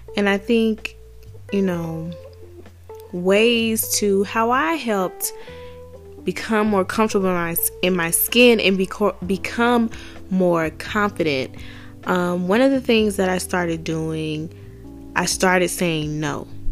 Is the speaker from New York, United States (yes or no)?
no; Atlanta, Georgia, United States; I grew up in Atlanta. I grew up in DeKalb